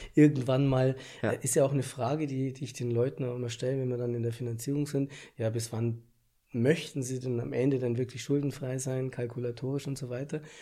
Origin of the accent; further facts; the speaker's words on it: Bavaria, Germany; bei uns in Bayern